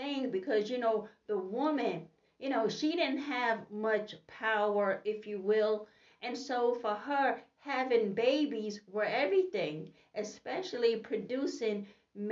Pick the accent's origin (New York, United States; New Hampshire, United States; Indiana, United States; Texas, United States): New York, United States; New York City; I am from Brooklyn, New York